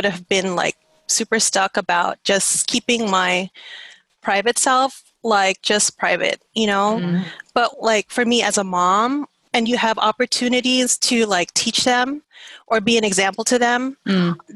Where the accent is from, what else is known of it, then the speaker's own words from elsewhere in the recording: New York, United States; also born or lived in Philippines; I'm speaking Tagalog, even if I was born in New York.